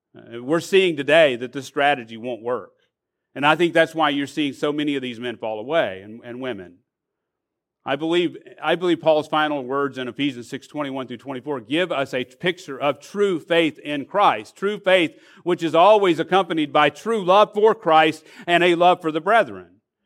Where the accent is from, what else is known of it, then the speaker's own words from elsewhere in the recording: Arkansas, United States; now in Florida, United States; I'm from Arkansas